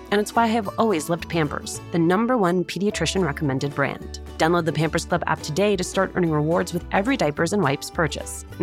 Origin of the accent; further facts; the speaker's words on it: New Jersey, United States; being Latina and growing up in Jersey